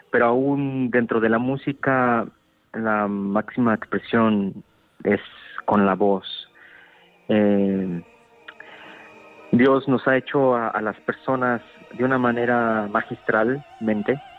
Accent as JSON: {"language": "Spanish", "country": "Mexico", "lives_now": "Munich, Germany", "said": "Soy mexicano, claro."}